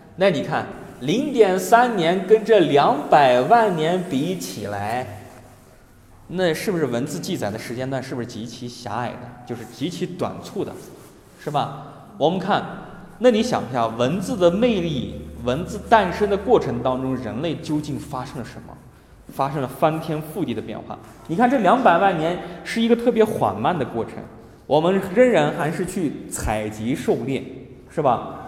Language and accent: Chinese; China; 我们中国人，你不管承认也罢，不承认也罢，我们骨子里面都透显着对于历史的一种渴求性